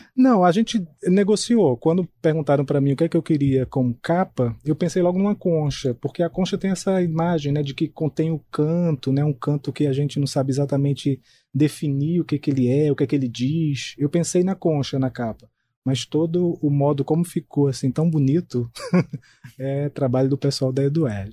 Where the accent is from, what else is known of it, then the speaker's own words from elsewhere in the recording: Itabaiana, Paraíba, Brazil; moved away as an adult; also born or lived in João Pessoa; sou natural do interior da Paraíba, de uma cidade chamada Itabaiana.